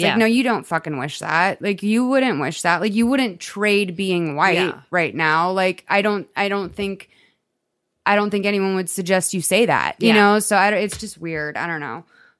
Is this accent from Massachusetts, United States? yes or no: yes; Boston, Massachusetts, United States; moved away; No, I'm from Boston.